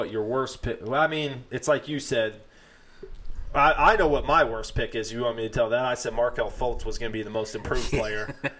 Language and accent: English; Philadelphia, Pennsylvania, United States; I'm from Philadelphia